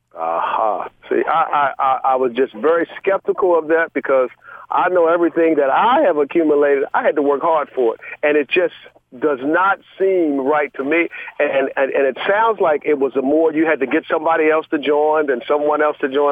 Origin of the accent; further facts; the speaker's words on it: Georgia, United States; now in Maryland, United States; I'm originally from Georgia